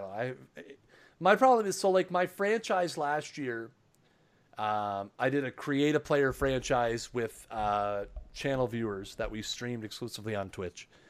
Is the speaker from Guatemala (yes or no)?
no; Canada; I'm Canadian